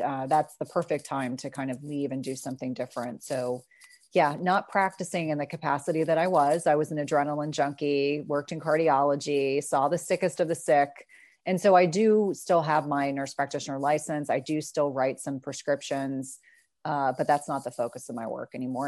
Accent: South Carolina, United States; moved away; I was born in South Carolina, still have a lot of family there, and have a lot of wonderful memories.

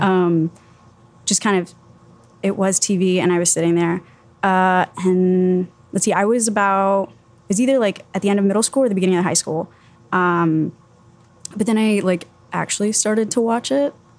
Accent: Miami, Florida, United States; also born or lived in Tallahassee, Florida; I was born and raised in Miami, and I was going to school in Tallahassee, Florida

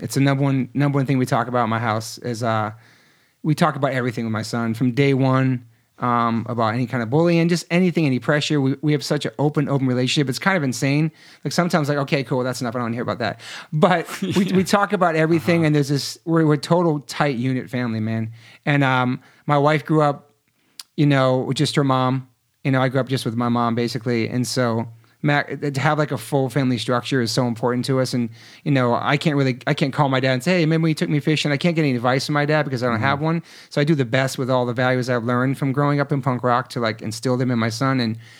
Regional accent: East Coast, United States; now in Los Angeles, United States; I was from the East.

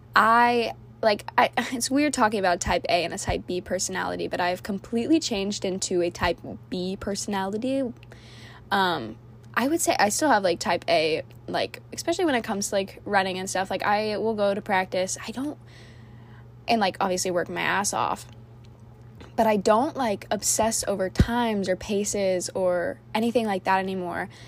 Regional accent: Orlando, Florida, United States; moved away as an adult; also born or lived in Cocoa Beach, Florida; now in High Point, United States; I am originally from Fl- Orlando, Florida

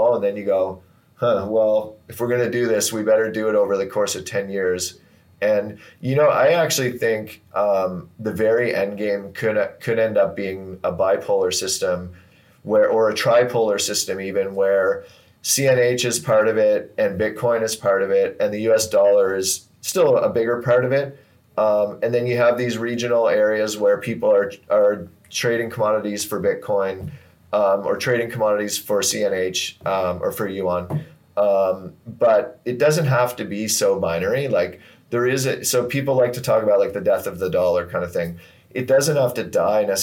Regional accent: Canada; I'm Canadian

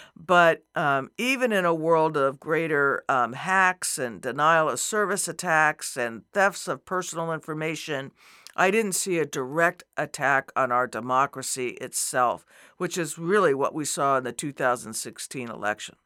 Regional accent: New Mexico, United States; moved away as an adult; also born or lived in Arizona; I grew up in New Mexico, another border state, right. and spent most of my adult life in Arizona

